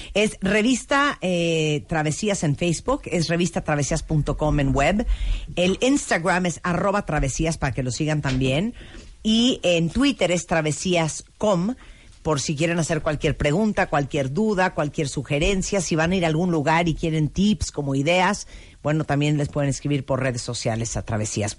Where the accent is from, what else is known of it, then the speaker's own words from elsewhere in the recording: Nicaragua; como yo soy de Nicaragua, vecina de Guatemala